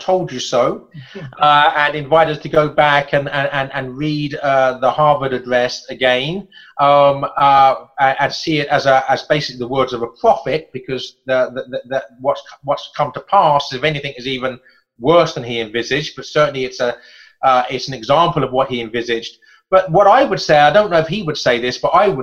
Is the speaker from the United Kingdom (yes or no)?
yes; England, United Kingdom; as an Englishman